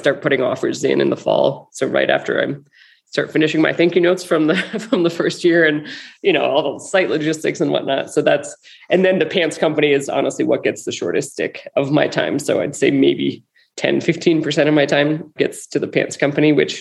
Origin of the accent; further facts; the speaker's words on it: Cornwall, Connecticut, United States; now in White Sulphur Springs, United States; a pop-up shop back in my hometown in Cornwall, Connecticut